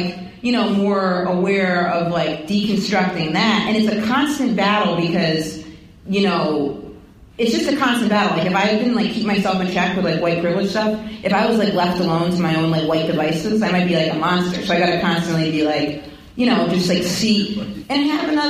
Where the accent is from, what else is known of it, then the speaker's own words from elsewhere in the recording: Maine, United States; moved away; I come from Maine, you know, it was basically all white